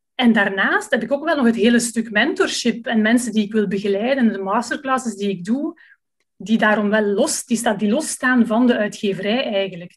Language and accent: Dutch; Leuven, Flanders, Belgium; moved away as an adult; now in Lummen, Belgium; ik ben afkomstig uit Leuven